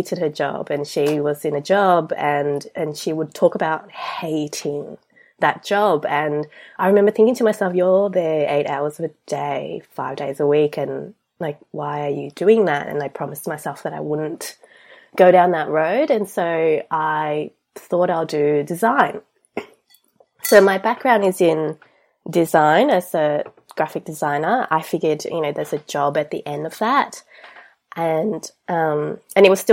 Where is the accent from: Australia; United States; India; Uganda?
Australia; I'm from Australia. I grew up here. I came here when I was 8